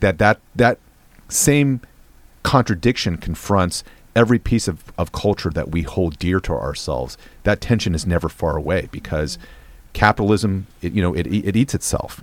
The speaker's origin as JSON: {"language": "English", "region": "West Coast", "country": "United States", "tie": "born or raised there", "said": "I grew up in the West Coast"}